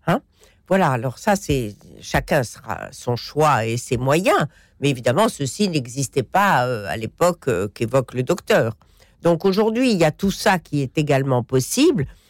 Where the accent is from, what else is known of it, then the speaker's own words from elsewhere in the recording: Morocco; je suis marocaine